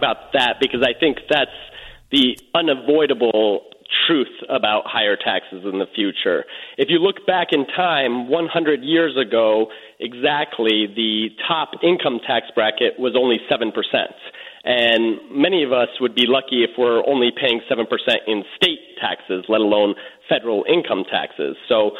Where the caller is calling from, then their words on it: Los Angeles, California, United States; Yes, I'm calling from Hollywood, California.